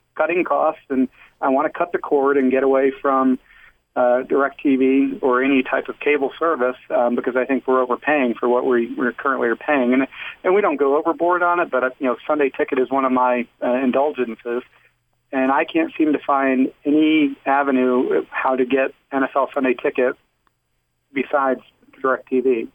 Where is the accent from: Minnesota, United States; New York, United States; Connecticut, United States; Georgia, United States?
Connecticut, United States; moved away; I grew up in the Northeast, so it's not like down here in the South. Growing up in Connecticut